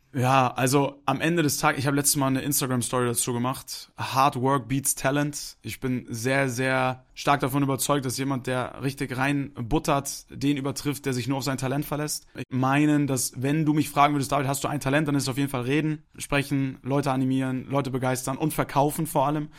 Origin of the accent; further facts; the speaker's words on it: Hamburg, Germany; moved away as an adult; now in Munich, Germany; Ich bin gebürtiger Hamburger